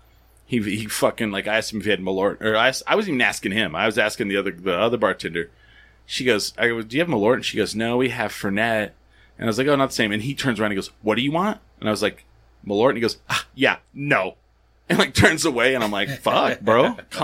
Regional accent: 1 hour outside of Roswell, New Mexico, United States; I grew up 1 hour outside of Roswell

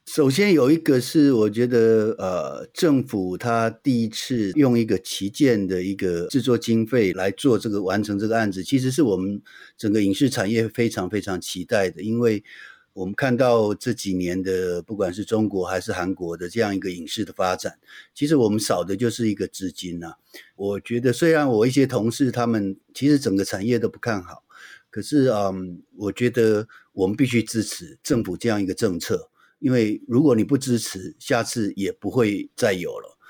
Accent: Taiwan; 这个土地是我出生的地方，而且是我永远会在这里的

